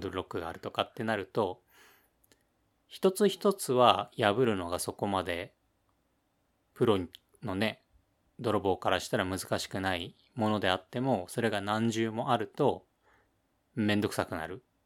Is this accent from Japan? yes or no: yes; Ibaraki, Japan; 俺の出身の茨城県